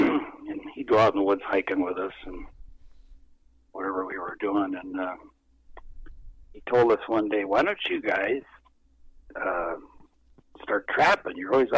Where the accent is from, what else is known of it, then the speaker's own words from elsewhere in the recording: Anchorage, Alaska, United States; now in Fort Yukon, United States; I was born and raised in Anchorage, Alaska.